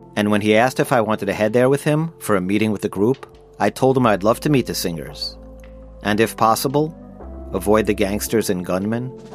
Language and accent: English; Long Island, New York, United States; as a teenager growing up on Long Island